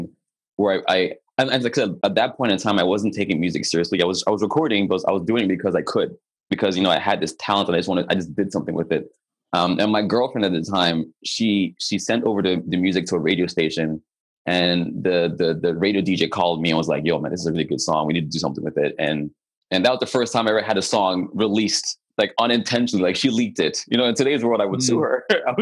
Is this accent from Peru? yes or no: no; Nigeria; also born or lived in Germany; now in Canada; I'm a Nigerian-born, Canadian-living, dual citizenship, German-rooted singer, songwriter, producer